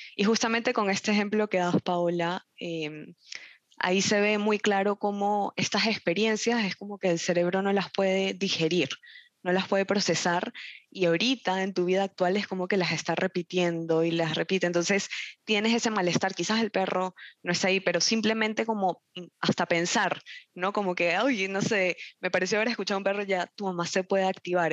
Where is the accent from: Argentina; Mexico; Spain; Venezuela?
Venezuela; moved away; yo soy de Venezuela y, y, en Venezuela el clima donde yo este, vivía era tropical